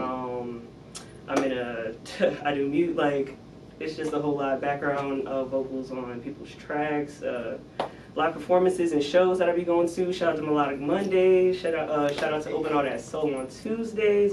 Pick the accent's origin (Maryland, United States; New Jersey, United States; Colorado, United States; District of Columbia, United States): New Jersey, United States; I'm from Jersey, so okay. it's just East Coast